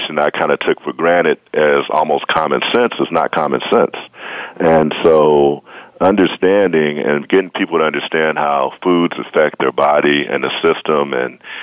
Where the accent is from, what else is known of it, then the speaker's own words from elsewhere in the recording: St. Louis, Missouri, United States; I'm from St. Louis, Missouri